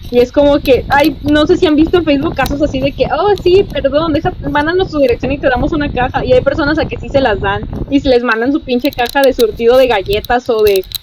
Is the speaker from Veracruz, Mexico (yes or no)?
yes; Veracruz, Mexico; moved away; soy de Veracruz